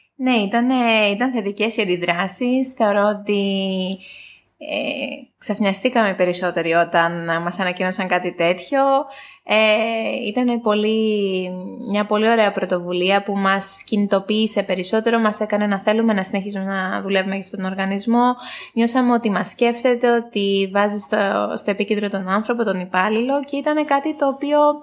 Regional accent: Greece; moved away as an adult; now in Cyprus; εγώ είμαι από Ελλάδα, έχω έρθει τα τελευταία τρία χρόνια Κύπρο

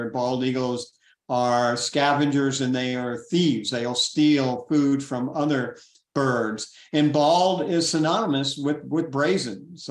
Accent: Florida, United States; I grew up in Florida, and in Florida, the environment is pretty showy

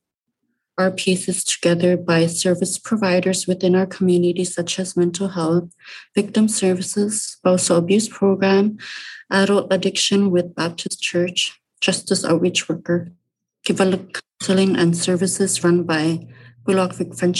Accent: Rankin Inlet, Nunavut, Canada; I'm from Rankin Inlet, Nunavut, born and raised

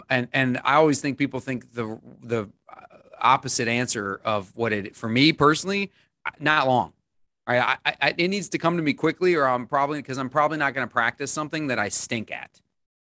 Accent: Ohio, United States; moved away; I'm from Ohio. We Midwesterners don't think of ourselves as Yankees

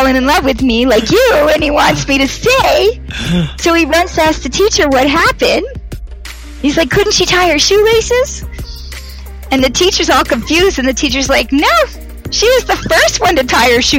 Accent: Toronto, Ontario, Canada; from Toronto

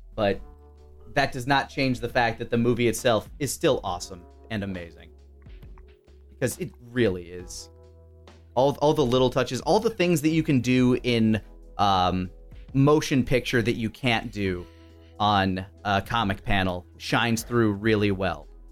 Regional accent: Texas, United States; as a Texan, you're required to remember the Alamo

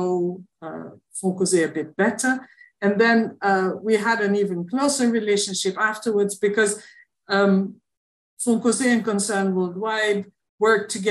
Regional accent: Antwerp, Flanders, Belgium; moved away as an adult; also born or lived in Rwanda; now in Haiti; in Antwerp, in my hometown in Belgium.

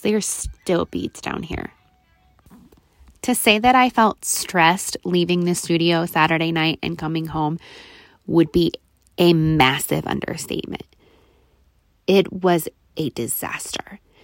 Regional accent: Nebraska, United States; my hometown in Nebraska

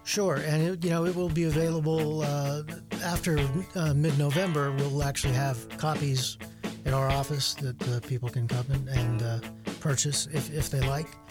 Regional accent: Luzerne, Pennsylvania, United States; I grew up in Luzerne

